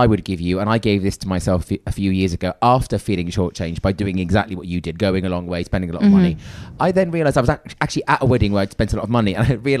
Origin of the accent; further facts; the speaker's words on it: United Kingdom; we are conditioned, especially as British people, to lie.